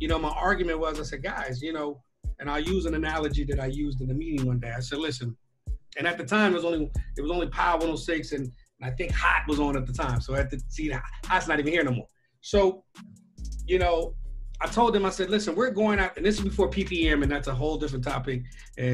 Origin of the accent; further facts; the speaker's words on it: Long Beach, California, United States; I'm from Long Beach, so I was born and raised. So clearly I'm a West Coast guy.